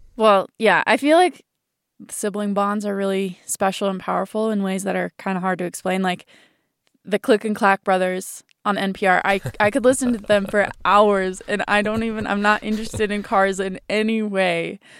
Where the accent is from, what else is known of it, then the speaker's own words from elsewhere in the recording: Laramie, Wyoming, United States; moved away; Laramie, my hometown